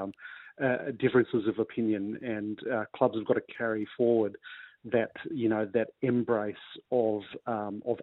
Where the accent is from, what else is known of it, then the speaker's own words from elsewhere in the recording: New South Wales, Australia; I come from New South Wales, and we're more of an NRL-focused state